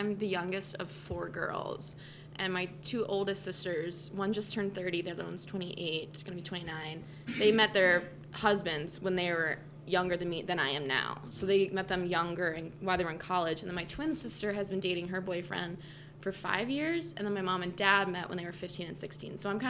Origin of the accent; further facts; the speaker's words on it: St. Louis, Missouri, United States; St. Louis.